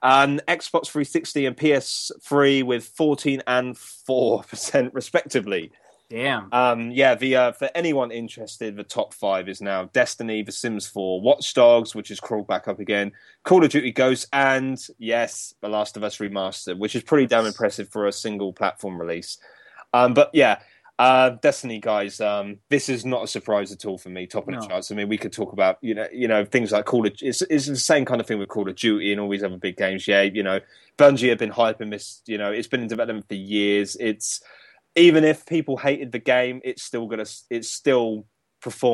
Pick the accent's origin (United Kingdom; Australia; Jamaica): United Kingdom; that's us Brits.